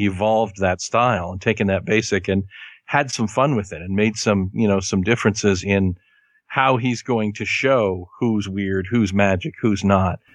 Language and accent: English; Kansas, United States; I am from Kansas and I learned my Spanish from a woman named Sharon.